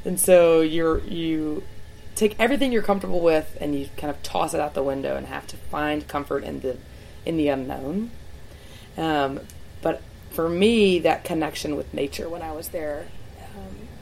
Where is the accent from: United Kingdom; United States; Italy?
United States; Lookout Mountain, Georgia; also born or lived in New Zealand; growing up in Lookout is sensational